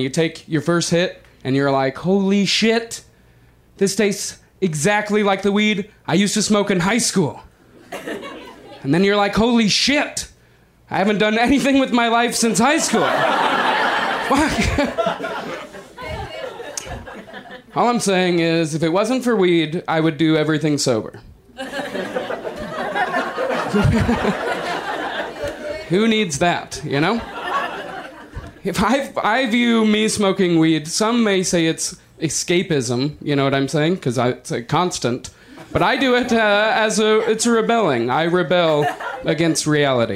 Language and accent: English; Denver, Colorado, United States; moved away as an adult; now in Los Angeles, United States; I'm not originally from Los Angeles. I'm from Denver